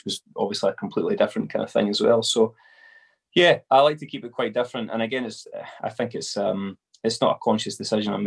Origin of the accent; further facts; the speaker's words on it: Glasgow, Scotland, United Kingdom; now in Dumfries and Galloway, United Kingdom; I'm from Glasgow